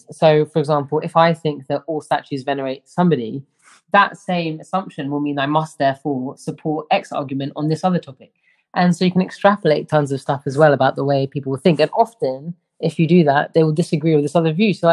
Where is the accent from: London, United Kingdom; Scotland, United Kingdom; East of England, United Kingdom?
London, United Kingdom; I grew up in London, one of the most like metropolitan cities in the world.